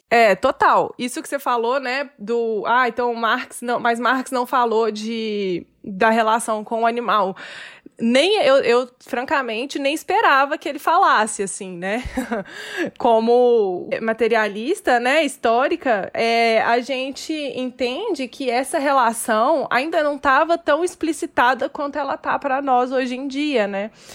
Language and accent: Portuguese; Minas Gerais, Brazil; accent: mineirês; eu sou mineira, ah, aqui todo mundo come muito queijo